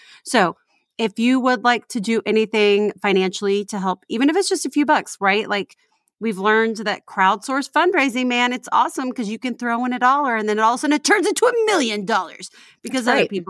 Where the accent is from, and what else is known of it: Houston, Texas, United States; moved away